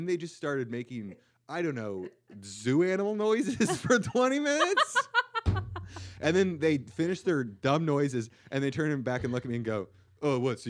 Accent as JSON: {"language": "English", "region": "Scotland", "country": "United Kingdom", "said": "I am Scottish."}